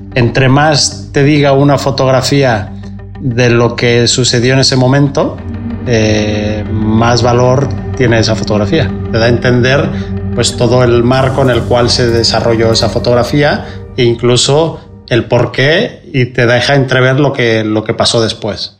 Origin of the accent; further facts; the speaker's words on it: Mexico; moved away as an adult; now in Barcelona, Spain; soy fotógrafo mexicano. Llevo más de 20 años afincado en Barcelona